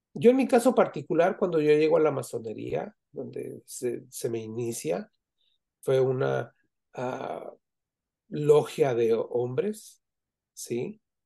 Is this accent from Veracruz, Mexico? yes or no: no; Zamora, Michoacán, Mexico; now in United States; yo que vivo en Estados Unidos, yo, yo soy de Michoacán, de Zamora, Michoacán, y tengo 46 años viviendo aquí en Estados Unidos